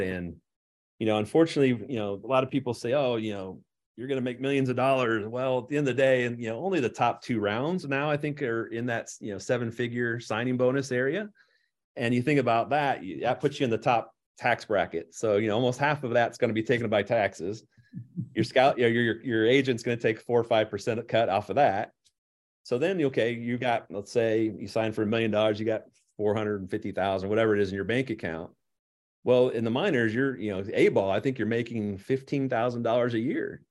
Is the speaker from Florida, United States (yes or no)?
no; Mahomet, Illinois, United States; born and raised in Muhammad